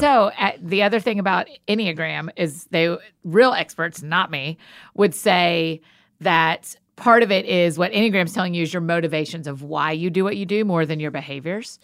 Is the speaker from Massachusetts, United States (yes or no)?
no; Atlanta, Georgia, United States; I grew up in Atlanta, so I was a Hawks fan